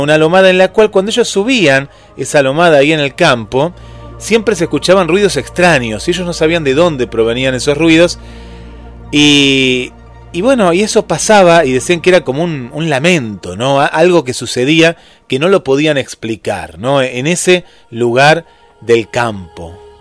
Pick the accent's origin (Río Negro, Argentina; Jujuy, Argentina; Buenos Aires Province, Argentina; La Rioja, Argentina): Buenos Aires Province, Argentina; Mar del Plata; acá en Mar del Plata